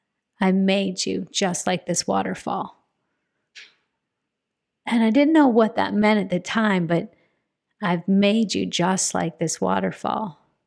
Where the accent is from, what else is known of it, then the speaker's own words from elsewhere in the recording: Phoenix, Arizona, United States; I'm a girl from Central Phoenix, Arizona, who did not grow up camping, going outdoors.